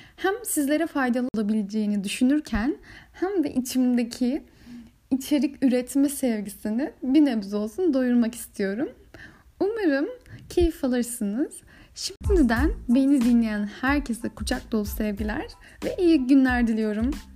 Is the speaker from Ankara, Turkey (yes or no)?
no; Bursa, Turkey; moved away as an adult; also born or lived in İzmir / Germany; Aslen Bursalıyım. Bursa'da hemşirelik lisesinden mezun olduktan sonra